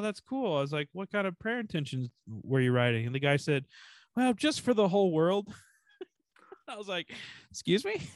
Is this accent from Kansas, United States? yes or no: yes; Kansas, United States; I'm from Kansas